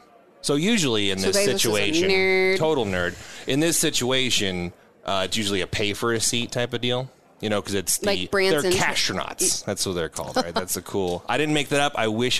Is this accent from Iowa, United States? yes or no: yes; Iowa, United States; now in Nebraska, United States; I'm from Iowa